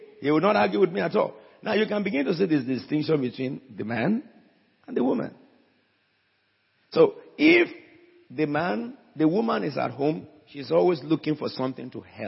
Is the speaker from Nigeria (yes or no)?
yes; Abeokuta, Ogun State, Nigeria; I'm from Bagura, a village of Abeokuta, the city surrounded by rocks